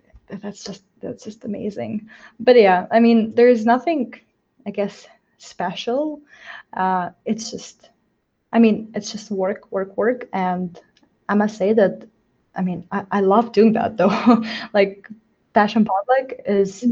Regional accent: Moldova; I'm from myself from Moldova.

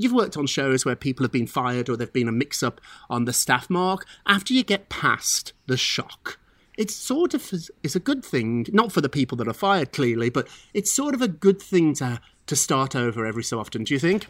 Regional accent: England, United Kingdom; now in United States; as an Englishman who became an American citizen

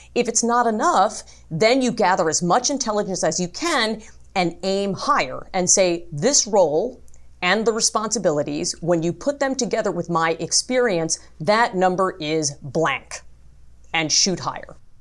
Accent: New York City, New York, United States; I was born in Brooklyn

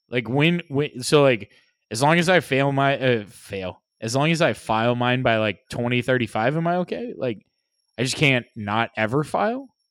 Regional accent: United States; being American

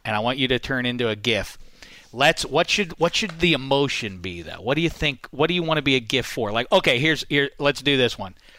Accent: Pittsburgh, Pennsylvania, United States; my hometown, Pittsburgh

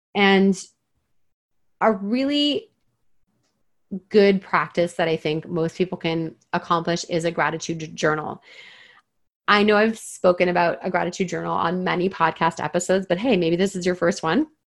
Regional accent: Toronto, Ontario, Canada; moved away as an adult; now in British Columbia, Canada; I've spent my entire life pretty much in the like greater Toronto area.

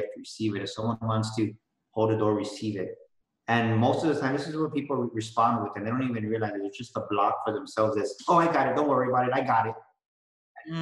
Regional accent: San Antonio, Texas, United States; I was born and raised in San Antonio

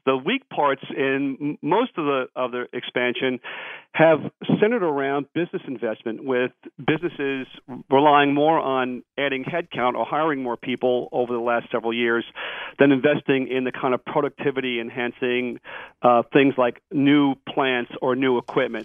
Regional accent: New York, United States; I'm from New York. I'm a New York taxpayer

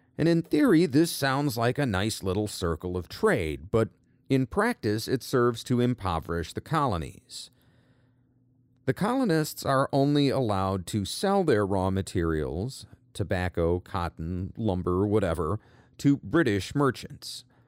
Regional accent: United States; I'm an American

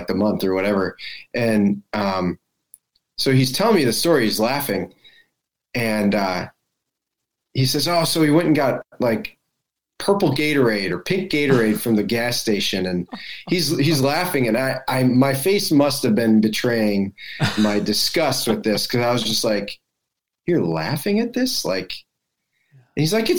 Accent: United States; as American evangelicals

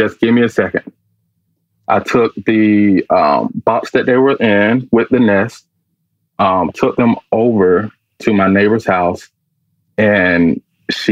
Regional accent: Atlanta, Georgia, United States; moved away as an adult; also born or lived in Durham, North Carolina / Charlotte, North Carolina; now in Los Angeles, United States; I was born in Durham, North Carolina, raised in Atlanta

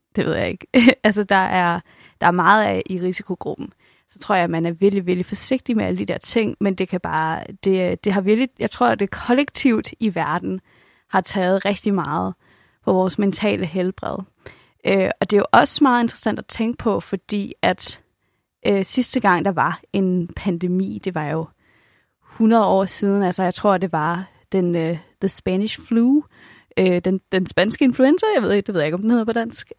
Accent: Denmark; også som dansker

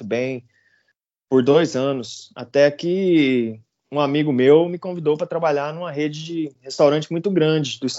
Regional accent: Campo Grande, Mato Grosso do Sul, Brazil; moved away as an adult; now in United States; eu sou um cara simples, venho de Campo Grande, Mato Grosso do Sul, pantaneiro.

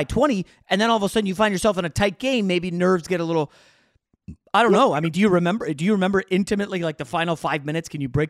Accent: New York, United States; I was born in New York

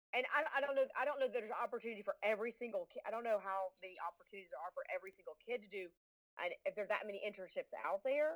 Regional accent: Southern United States, United States; accent: Southern; I grew up, went to Riverdale High School

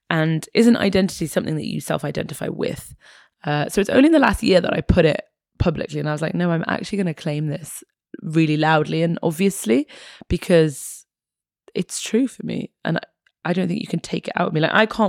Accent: England, United Kingdom; also born or lived in Egypt; So I was born in Egypt, half Egyptian, half Irish. My mother's Irish. My father is Egyptian. And then we moved to England when I was a baby. My parents split up and I came to England when I was about four.

